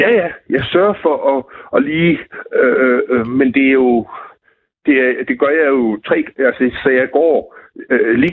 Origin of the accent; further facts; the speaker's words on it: Southern Denmark, Denmark; Jamen, jeg er fra Fyn, så